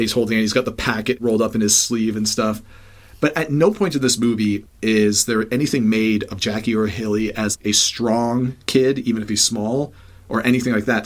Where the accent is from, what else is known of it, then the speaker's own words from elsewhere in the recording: Toronto, Ontario, Canada; I'm born and raised in Toronto